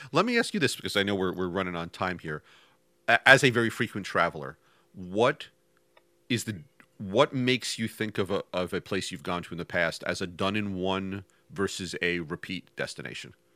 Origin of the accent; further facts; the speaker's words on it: New York, United States; I grew up in New York